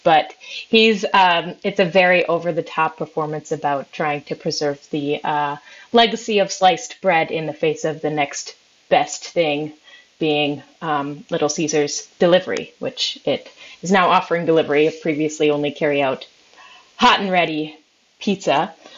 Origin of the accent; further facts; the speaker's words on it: Minnesota, United States; I am from Minnesota